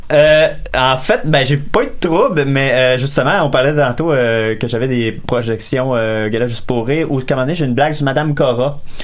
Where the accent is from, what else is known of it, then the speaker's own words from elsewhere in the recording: Lévis, Quebec, Canada; je viens de Lévis, c'est mon hood